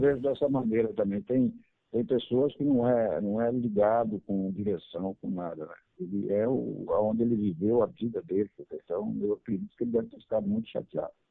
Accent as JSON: {"language": "Portuguese", "town": "Araras", "region": "São Paulo", "country": "Brazil", "said": "moro em Arara, sou de Arara"}